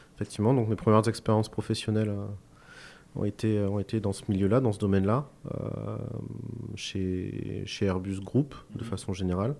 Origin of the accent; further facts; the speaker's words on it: Cahors, Occitania, France; je suis originaire de Cahors